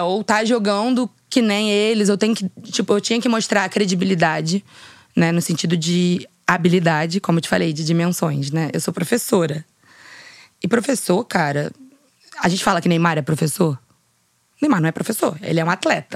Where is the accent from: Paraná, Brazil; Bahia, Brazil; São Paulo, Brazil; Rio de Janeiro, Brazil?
Rio de Janeiro, Brazil; eu sou nascida aqui no Rio de Janeiro, né, na Zona uhum. Sul